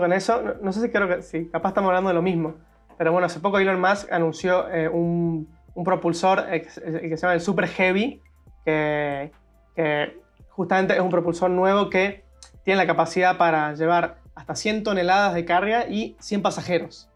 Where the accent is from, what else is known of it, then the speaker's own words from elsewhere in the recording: Argentina; como argentino